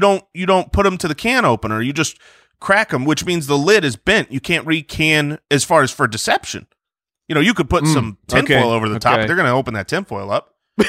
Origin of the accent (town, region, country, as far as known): Jerusalem, Jerusalem District, Israel; born there